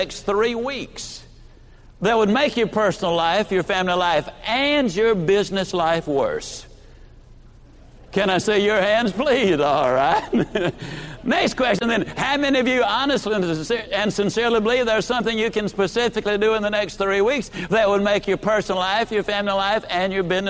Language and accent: English; Yazoo City, Mississippi, United States; also born or lived in Lower Alabama; I was born in L.A. That's Lower Alabama. I was raised in Yazoo City, in Mississippi